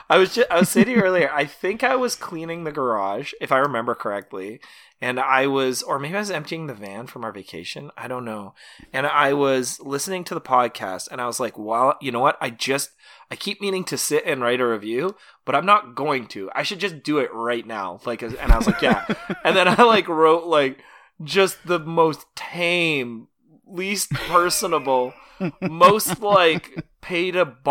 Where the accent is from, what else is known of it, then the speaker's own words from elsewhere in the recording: Canada; as a Canadian